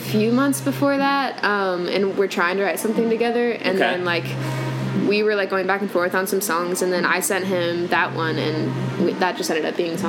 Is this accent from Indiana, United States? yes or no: yes; Indiana, United States; born or raised there; moved away as an adult; also born or lived in Atlanta / Tennessee